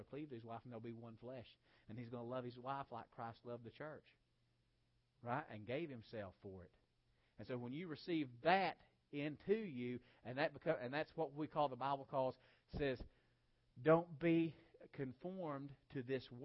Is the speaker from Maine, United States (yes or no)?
no; West Virginia, United States; I grew up in West Virginia